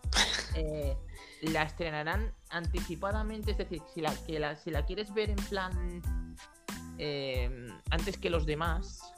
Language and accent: Spanish; Galicia, Spain; yo estoy rozando Portugal, literalmente mi pueblo está a dos pasos